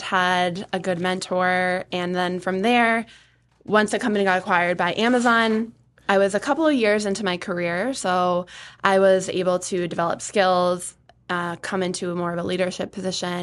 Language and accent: English; Atkinson, New Hampshire, United States; I grew up in Atkinson. I have lived in New Hampshire my whole life